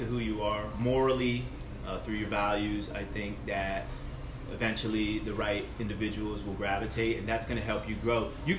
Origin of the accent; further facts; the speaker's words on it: East Coast, United States; now in Largo, United States; I come from the East Coast, where if you're 3 miles away from the beach like Largo is, your properties are half a million to multi-million dollar homes.